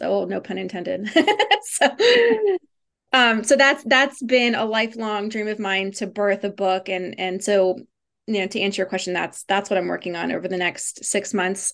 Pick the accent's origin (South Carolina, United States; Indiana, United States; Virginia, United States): Virginia, United States; I grew up in Virginia